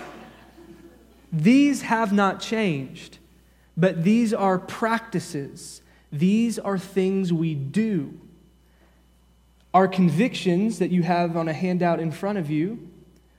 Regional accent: the Bible Belt, United States; growing up in the Bible Belt

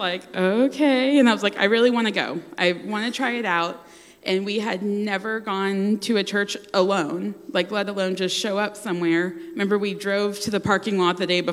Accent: the South, United States; Growing up in the South, you have friends that go to church

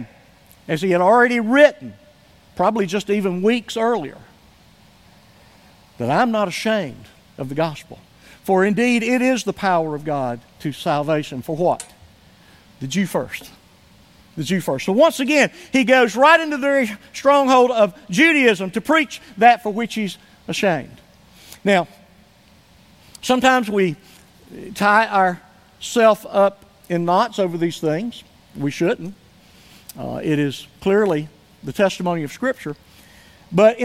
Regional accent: Somerville, United States; moved away; I was able to go up to my hometown, to Somerville, for just an overnight trip

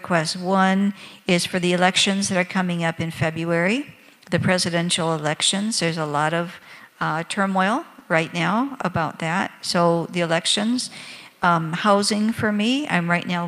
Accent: Michigan, United States; moved away as an adult; also born or lived in Senegal; my home state of Michigan

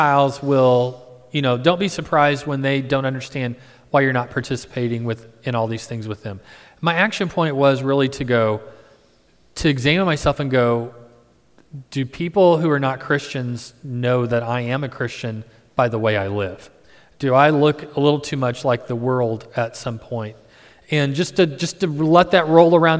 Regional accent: Midwest, United States; I'm from the Midwest

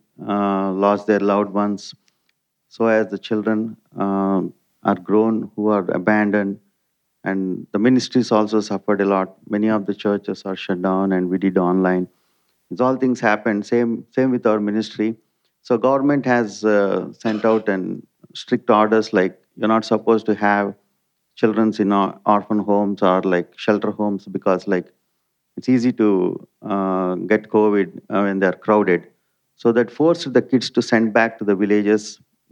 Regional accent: India; also born or lived in Malaysia; my wife, Nilma, as Tony has introduced, we are from India

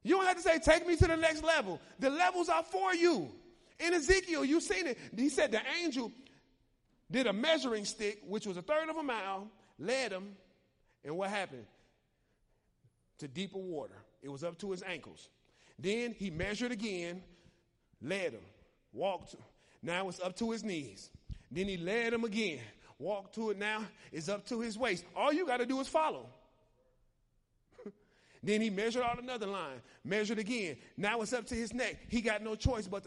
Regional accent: Chicago, Illinois, United States; I'm from Chicago

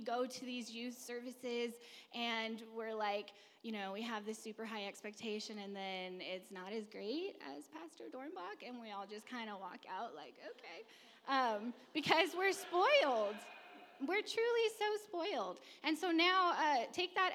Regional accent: California, United States; I'm from California, never been on a farm.

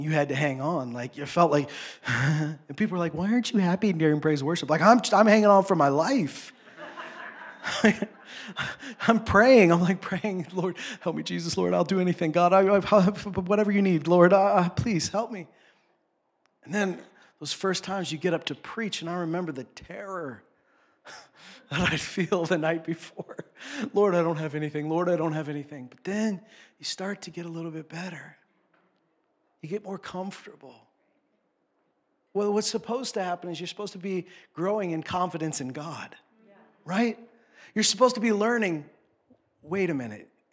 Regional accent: Canada; I grew up in Saskatchewan, Alberta. This is where I grew up

